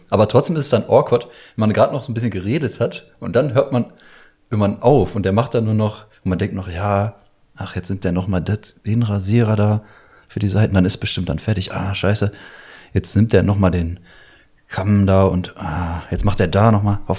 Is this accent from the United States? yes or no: no; Syria; German is a second language; now in Germany; ich bin ja aus Syrien auch geflüchtet und so, ne? Vor ein paar Jahren und so.